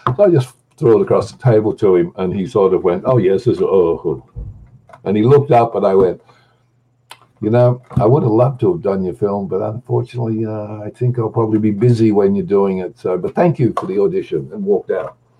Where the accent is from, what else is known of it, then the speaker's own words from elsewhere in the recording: Australia; I'm an Australian.